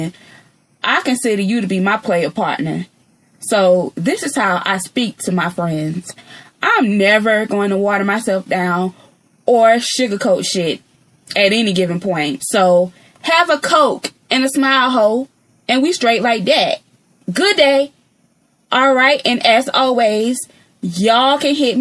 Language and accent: English; Georgia, United States; accent: country; I am from Georgia. All right. I have been here all 28 years of my life